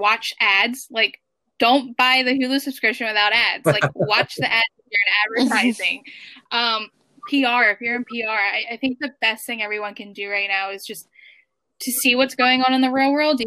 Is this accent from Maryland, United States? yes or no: yes; Baltimore, Maryland, United States; moved away as an adult; now in New York, United States; I grew up in Baltimore City